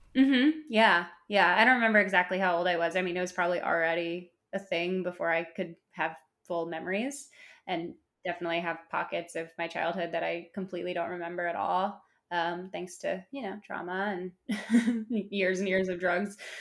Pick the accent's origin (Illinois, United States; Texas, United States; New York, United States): Illinois, United States; Chicago; I grew up in Chicago